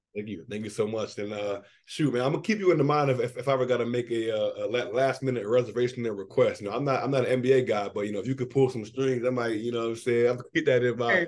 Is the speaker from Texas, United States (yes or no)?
no; Washington, District of Columbia, United States; my hometown bias